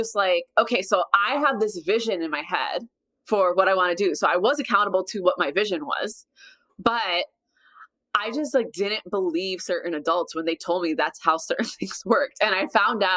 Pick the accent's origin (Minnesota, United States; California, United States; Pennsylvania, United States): Minnesota, United States; I grew up in Minnesota